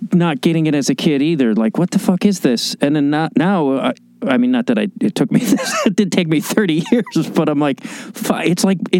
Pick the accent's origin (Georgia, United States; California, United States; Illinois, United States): Illinois, United States; outside Chicago; I grew up outside Chicago